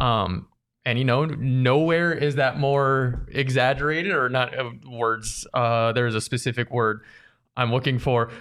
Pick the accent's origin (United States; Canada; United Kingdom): United States; Arizona; born and raised in Arizona